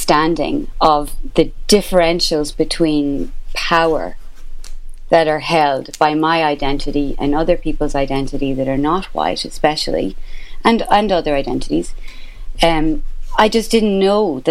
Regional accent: Ireland; accent: Irish; as an Irish person with this accent

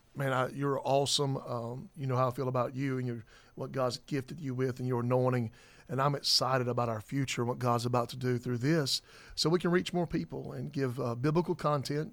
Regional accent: South Carolina, United States; I'm from South Carolina

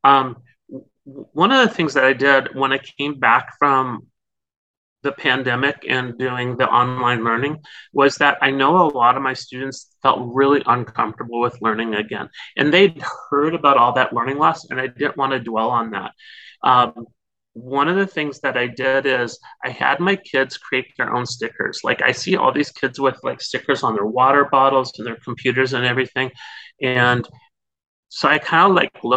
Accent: North Dakota, United States; moved away as an adult; now in California, United States; I'm originally from North Dakota, but I came out to California where I've been here teaching like forever.

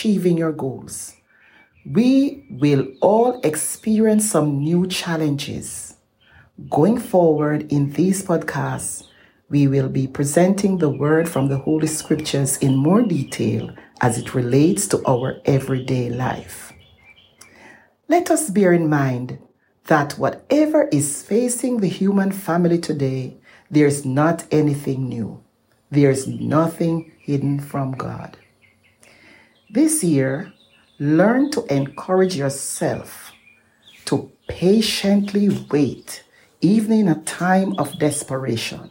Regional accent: Jamaica; moved away; my home country in Jamaica

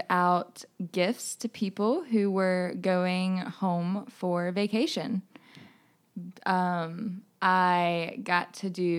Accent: Greenville, South Carolina, United States; I'm from Greenville, South Carolina

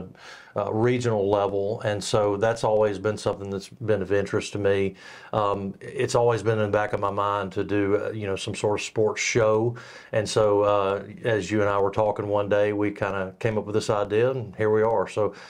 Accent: Jasper, Alabama, United States; I grew up playing sports in Jasper

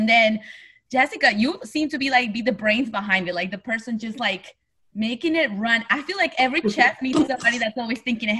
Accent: Mexico; And I'm Mexican, born and raised in Mexico.

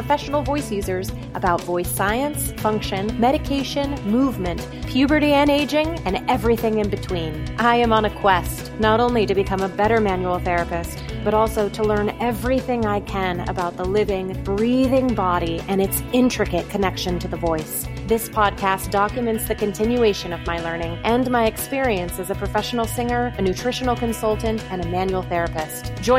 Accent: Colorado, United States; also born or lived in California / New York City; now in Poconos, United States; So I grew up in Colorado, and then I moved to Oklahoma City for school, and then I moved back to Colorado for a little bit before moving to New York City to start my performing career, and now I currently live in the Poconos.

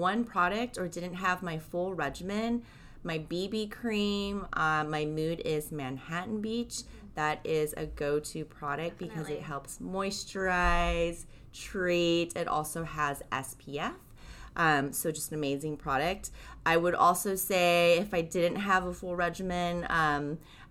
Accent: Japan; moved away; being born and raised in Japan

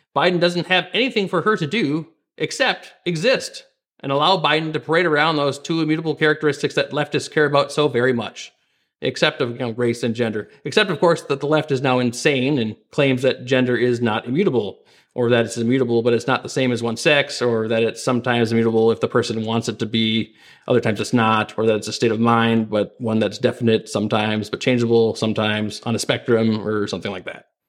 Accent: Minnesota, United States; my home state of Minnesota here

